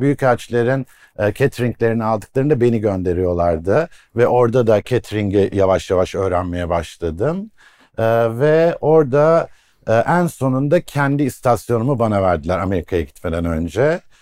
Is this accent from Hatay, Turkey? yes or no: yes; Iskenderun, Hatay, Turkey; Hataylıyım, İskenderunluyum